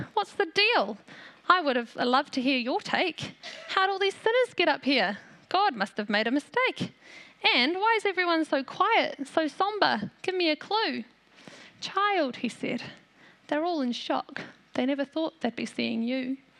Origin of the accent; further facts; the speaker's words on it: New Zealand; also born or lived in South Africa; My family is from South Africa, but Aotearoa is my home. I'm a Kiwi.